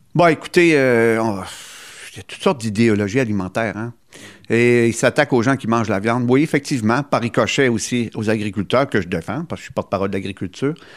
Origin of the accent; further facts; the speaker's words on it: Gaspésie, Quebec, Canada; chez nous, en Gaspésie